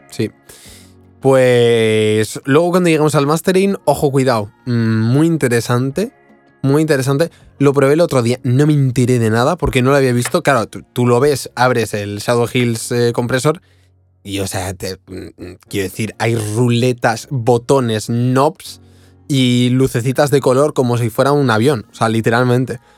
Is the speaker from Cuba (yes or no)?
yes; Cuba; Claro, como yo estoy, soy de Cuba, se le llamo grupos.